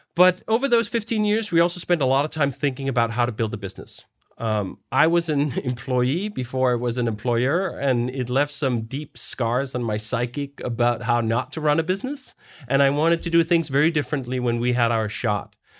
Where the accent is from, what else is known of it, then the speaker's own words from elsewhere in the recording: Denmark; moved away as an adult; also born or lived in United States; I am originally from Denmark, and now I'm actually back in Denmark, but I spent fifteen years in the U S